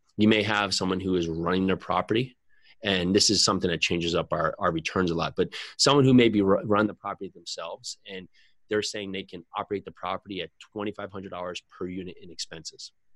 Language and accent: English; New Jersey, United States; I'm from New Jersey